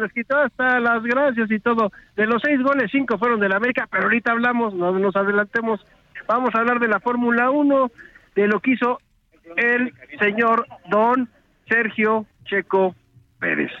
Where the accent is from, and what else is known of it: Mexico